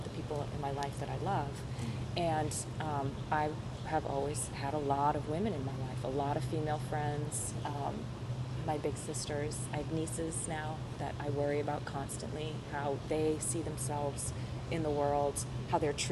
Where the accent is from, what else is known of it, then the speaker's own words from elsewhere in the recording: Ashland, Massachusetts, United States; I'm from a very small town called Ashland. It's middle class, working class families